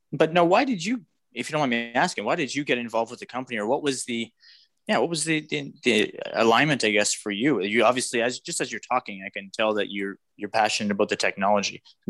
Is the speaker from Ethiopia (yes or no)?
no; Canada; So that really speaks to me as a Canadian.